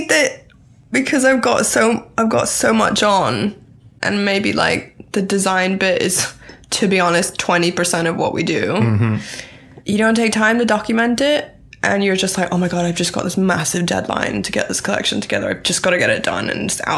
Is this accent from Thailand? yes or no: yes; Thailand; moved away; also born or lived in Bangkok; I grew up in Thailand, so I've kind of always lived between here and Bangkok